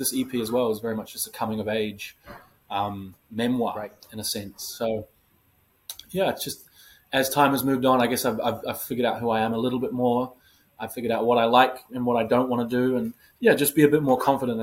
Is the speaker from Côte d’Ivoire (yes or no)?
no; New Zealand; moved away as an adult; now in New York City, United States; being a New Zealander